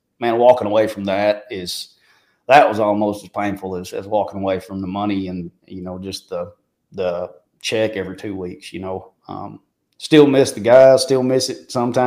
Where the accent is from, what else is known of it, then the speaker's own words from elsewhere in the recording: Marshall, Arkansas, United States; moved away as an adult; also born or lived in Ozark, Arkansas / Nashville, Tennessee; now in Dickson, United States; I grew up in Marshall, Arkansas, in Searcy County there